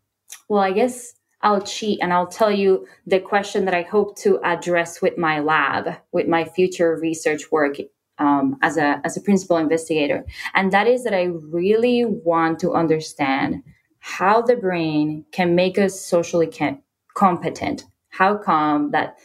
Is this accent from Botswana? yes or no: no; Puerto Rico; I told someone that I was from Puerto Rico